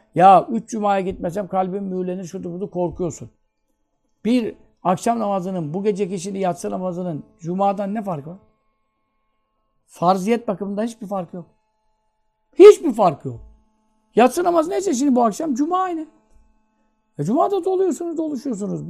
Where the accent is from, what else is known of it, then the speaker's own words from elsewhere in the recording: Turkey; Vatanın özbeyaz evlatlarıyız. Burada doğduk, burada büyüdük.